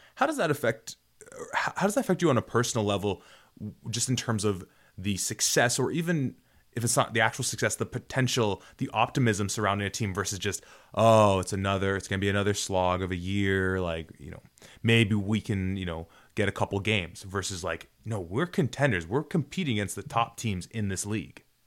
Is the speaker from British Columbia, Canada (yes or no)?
no; Toronto, Ontario, Canada; also born or lived in Guelph; I went to Guelph and I'm from Toronto